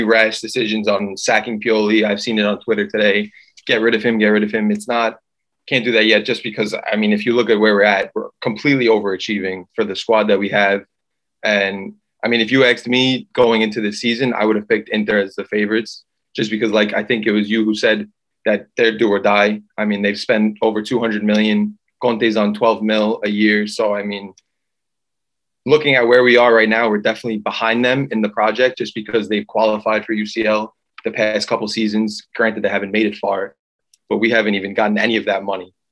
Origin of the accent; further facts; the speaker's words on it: New York City, New York, United States; growing up in New York City, obviously, football is not the first sport that you grow up